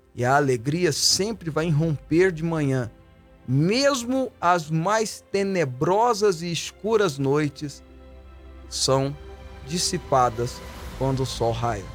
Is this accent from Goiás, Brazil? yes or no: yes; Goiânia, Goiás, Brazil; Aliás, eu já morei no Santa Genoveva. Passei a minha infância no Santa Genoveva